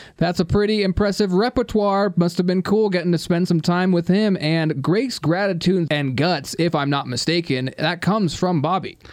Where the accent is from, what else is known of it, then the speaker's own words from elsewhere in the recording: United States; I'm also an American